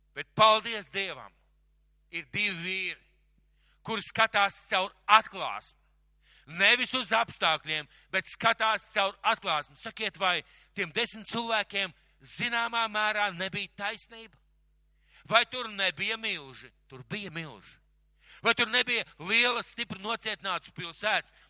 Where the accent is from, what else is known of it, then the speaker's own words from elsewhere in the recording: Latvia; es vienkārši piedzimu Latvijā.